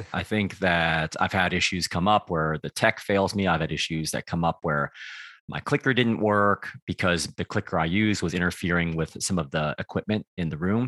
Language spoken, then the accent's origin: English; United States; also born or lived in Taiwan (ancestry); now in Beckenham, United Kingdom; I grew up in the United States